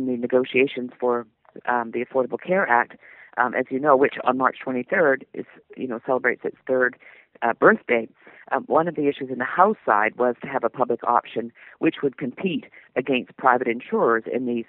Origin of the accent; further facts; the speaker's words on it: Canada; moved away as an adult; now in United States; Well, I grew up in Canada. I'm Canadian. I'm still a Canadian, but I became an American citizen in December of 2006.